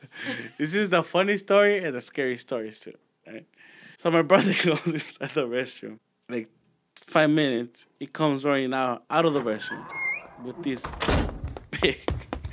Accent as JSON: {"language": "English", "town": "Los Angeles", "region": "California", "country": "United States", "tie": "born or raised there", "said": "I grew up in Boyle Heights."}